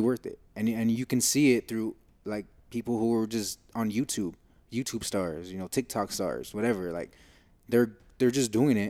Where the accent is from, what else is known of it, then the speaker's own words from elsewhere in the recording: United States; we're coming from the States